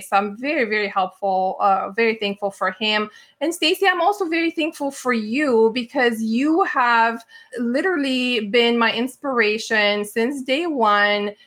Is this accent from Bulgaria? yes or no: yes; Bulgaria; moved away; I grew up in Bulgaria.